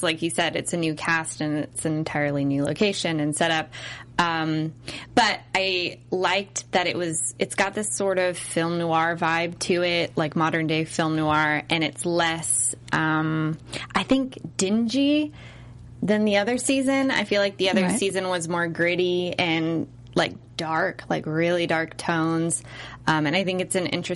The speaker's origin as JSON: {"language": "English", "region": "California", "country": "United States", "said": "I'm from California"}